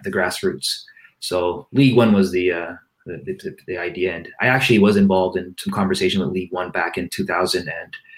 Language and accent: English; Canada; as a Canadian